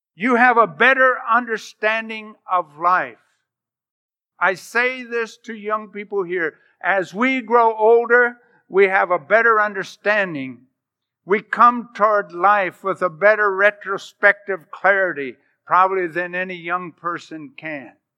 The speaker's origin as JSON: {"language": "English", "country": "United States", "said": "I'm American"}